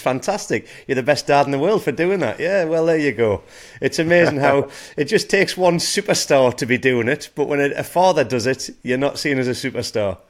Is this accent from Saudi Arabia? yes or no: no; England, United Kingdom; I'm an Englishman